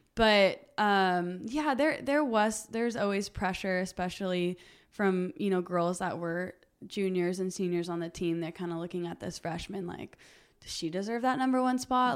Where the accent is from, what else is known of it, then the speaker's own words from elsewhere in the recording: Huntington Beach, California, United States; also born or lived in Costa Mesa, California; I was born in Long Beach, and then my family is from like the Costa Mesa area, so I grew up in Huntington Beach